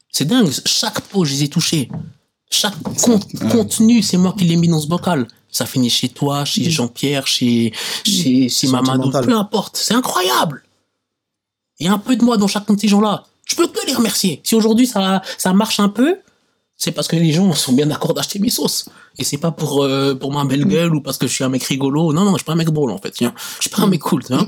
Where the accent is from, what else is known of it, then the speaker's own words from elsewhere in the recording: Switzerland; Certes, j'ai pas vécu longtemps dans mon pays d'origine, mais je sais que la situation là-bas n'est pas la même. Ici en Suisse